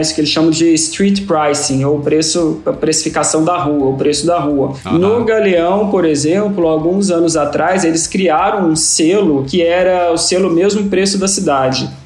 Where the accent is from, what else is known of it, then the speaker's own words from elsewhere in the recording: Minas Gerais, Brazil; eu sou mineiro